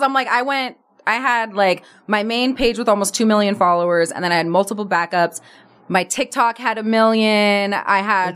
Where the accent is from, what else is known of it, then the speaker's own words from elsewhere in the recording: Berkeley, California, United States; moved away as an adult; also born or lived in Oakland; now in Los Angeles, United States; I grew up in Berkeley